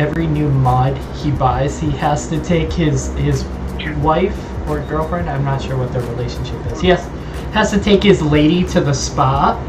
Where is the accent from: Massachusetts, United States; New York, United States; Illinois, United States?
Massachusetts, United States; accent: Massachusetts; I'm working on trying to get rid of my accent. My Massachusetts accent, where I say ka and pack.